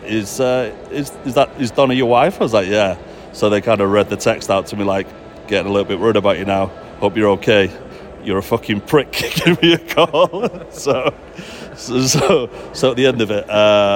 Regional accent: Manchester, North West England, United Kingdom; accent: Manchester; moved away as an adult; now in Walnut Creek, United States; from Gorton originally

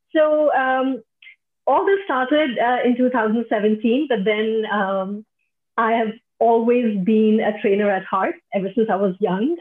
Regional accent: Delhi, India; moved away as an adult; now in Singapore; I'm originally from India, from Delhi

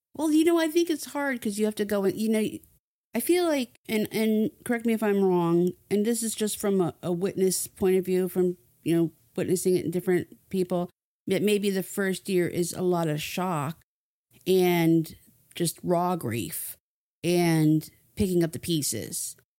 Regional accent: New Jersey, United States; moved away; I was a kid growing up in New Jersey

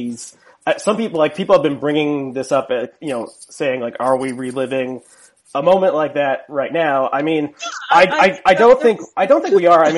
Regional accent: South Orange, New Jersey, United States; I grew up in South Orange, which is the town.

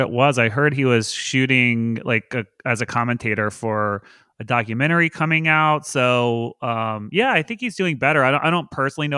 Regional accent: the South, United States; I grew up in the South

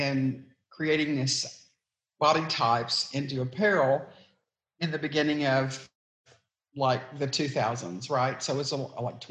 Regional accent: East Texas, United States; I grew up in East Texas

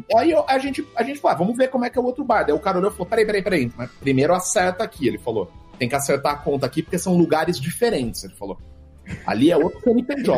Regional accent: Brazil; Eu sou do Brasil

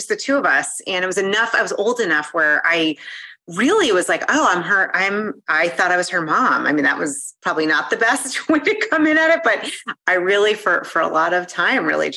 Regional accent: Newton, Massachusetts, United States; I grew up in Boston, right outside of literally to like right next to the area with Harvard

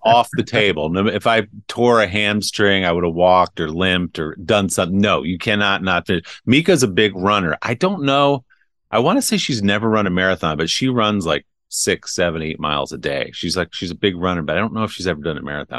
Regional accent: New Jersey, United States; now in New York, United States; I grew up in New Jersey

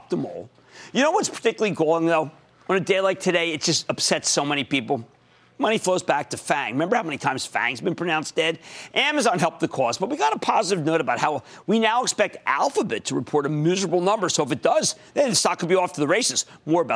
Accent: New Jersey, United States; my home state, New Jersey

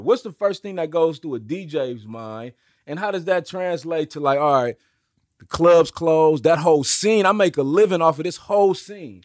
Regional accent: Oakland, California, United States; I grew up in Oakland

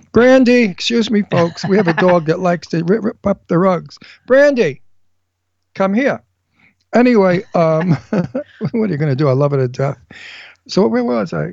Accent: Brooklyn, New York, United States; When I was 13, living in, in coming from Brooklyn

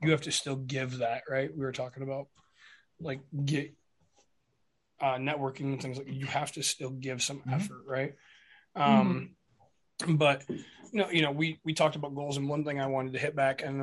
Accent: Michigan, United States; we're from Michigan.

